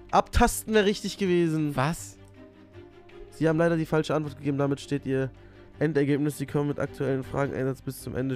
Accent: Nigeria; born there; weil ich bin gebürtiger ähm, Nigerianer und das war ja mal eine englische Kolonie.

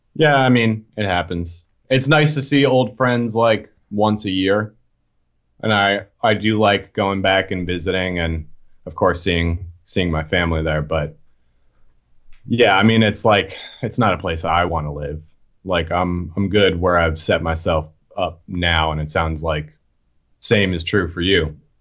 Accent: right outside of Boston, Massachusetts, United States; moved away as an adult; now in Philadelphia, United States; I grew up right outside of Boston, and then I moved here when I was nineteen to go to Drexel

